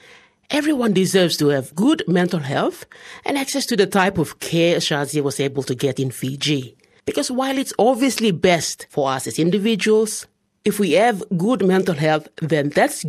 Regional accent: Papua New Guinea; I'm from Papua New Guinea

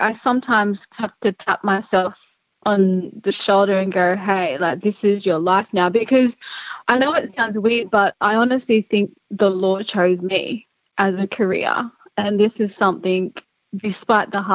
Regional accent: Gilgandra, New South Wales, Australia; now in Sydney, Australia; I grew up in Gilgandra in Western New South Wales.

